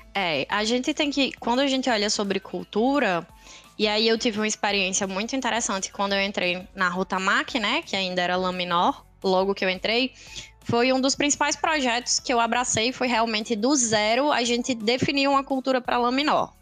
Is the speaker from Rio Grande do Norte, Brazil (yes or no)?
yes; Natal, Rio Grande do Norte, Brazil; Nasci e cresci aqui em Natal